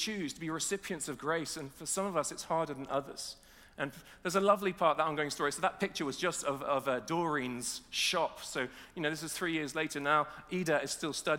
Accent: Nottingham, East Midlands, United Kingdom; we're from Nottingham

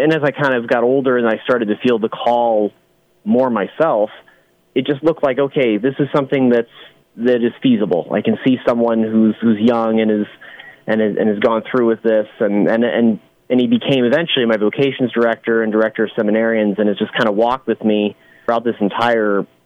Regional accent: Great Bend, Kansas, United States; I grew up in Great Bend for most of my life

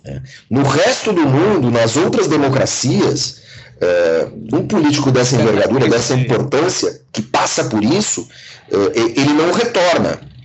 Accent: Brazil; sendo brasileiro, sendo cidadão do mundo

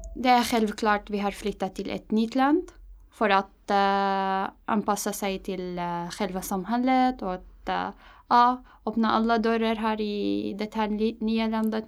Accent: Damascus, Damascus Governorate, Syria; Swedish is a second language; moved away as an adult; now in Stockholm, Sweden; jag kommer från Syrien, äh, Damaskus

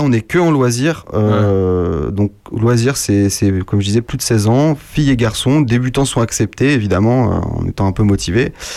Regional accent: La Garenne-Colombes, Île-de-France, France; À La Garenne-Colombe

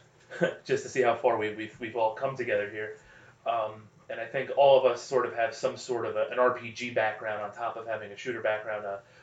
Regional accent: North Central New Jersey, United States; I've grown up in this area of New Jersey my whole life.

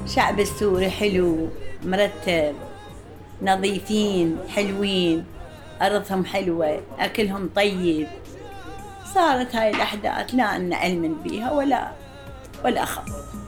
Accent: Iraq; moved away as an adult; also born or lived in Syria; now in Jordan

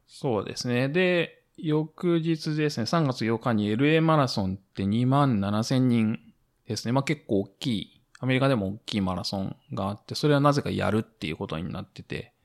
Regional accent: Japan; now in United States; 日本にいると

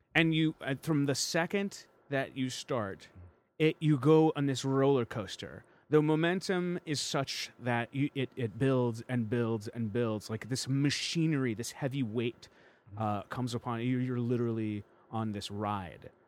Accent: Chicago, Illinois, United States; now in Los Angeles, United States; I was born in Chicago

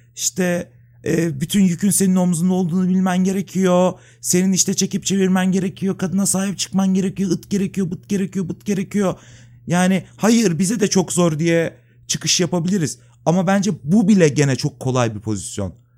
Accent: İzmit, Kocaeli, Turkey; moved away as an adult; now in Istanbul, Turkey; Yani işte ben İzmitliyim. İşte İzmit'te doğdum. Orada okudum. 99'da İstanbul'a geldim depremden sonra

